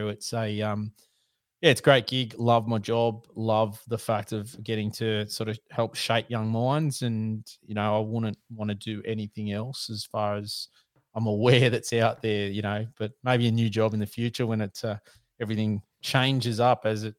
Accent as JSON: {"language": "English", "town": "Sydney", "region": "New South Wales", "country": "Australia", "tie": "born or raised there", "said": "Mate, I'm in a fantastic spot for hunting, and by that I'm being super sarcastic. I'm in Sydney. So I've always grown up here, so it's a bit of an issue in the connections to be able to hunt"}